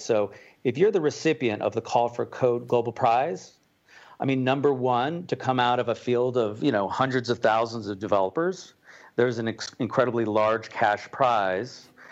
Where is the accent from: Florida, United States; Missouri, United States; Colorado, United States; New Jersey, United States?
Colorado, United States; Boulder; moved away as an adult; also born or lived in Manhattan, New York; I'm from Boulder, Colorado. Um, after surviving twenty-two years in Manhattan, I'm safely back home.